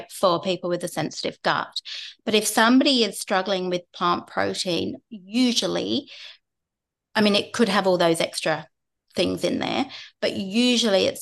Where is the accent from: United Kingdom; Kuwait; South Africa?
United Kingdom; England; I'm English